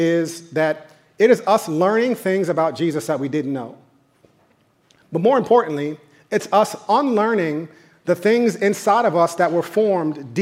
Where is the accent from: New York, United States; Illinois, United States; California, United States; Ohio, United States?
New York, United States; I grew up in New York